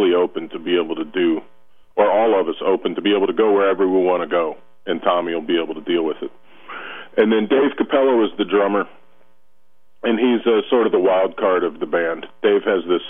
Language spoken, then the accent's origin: English; Lafayette, Louisiana, United States; now in New Orleans, United States; I grew up in Lafayette, which is a couple hours west of New Orleans